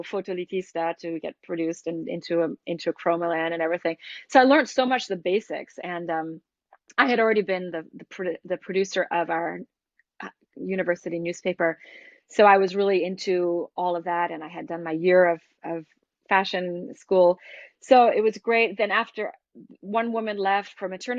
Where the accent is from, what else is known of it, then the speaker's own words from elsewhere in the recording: Boston, Massachusetts, United States; moved away as an adult; also born or lived in San Francisco, California / Milan / Casablanca / Vancouver; now in Paris, France; that's where I'm from